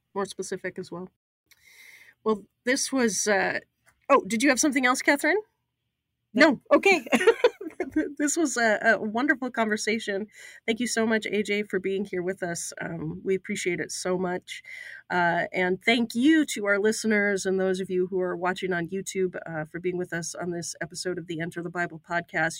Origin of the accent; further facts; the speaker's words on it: Utah, United States; I'm a Mormon, right? I grew up in Utah